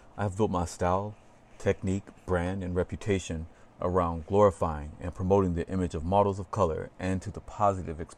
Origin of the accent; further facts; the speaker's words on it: Atlanta, Georgia, United States; moved away; I'm originally from Atlanta, Georgia